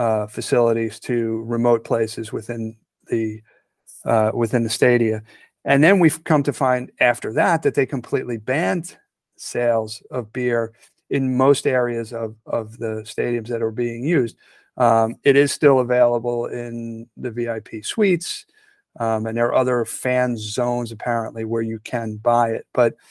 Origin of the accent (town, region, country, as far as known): United States